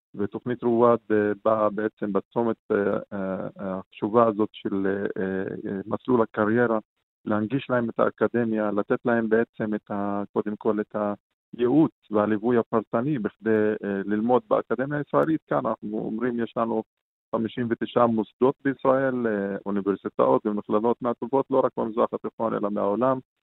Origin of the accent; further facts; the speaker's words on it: Shefa-'Amr, Northern District, Israel; אני משפרעם